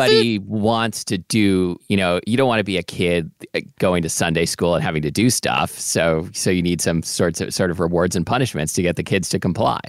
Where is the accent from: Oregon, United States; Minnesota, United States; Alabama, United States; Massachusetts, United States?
Oregon, United States; Portland; we didn't really have, like, many street vendors growing up in Portland